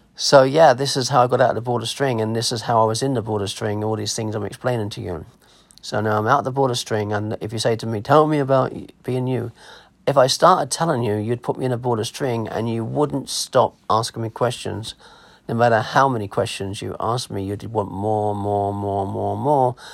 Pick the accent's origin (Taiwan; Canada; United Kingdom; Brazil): United Kingdom; Clacton-on-Sea, East of England; accent: English; also born or lived in Germany / America; I was born in Clacton on Sea War Hospital.